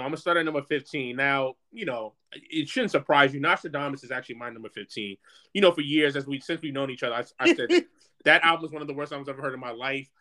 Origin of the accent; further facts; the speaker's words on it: New York, United States; growing up in New York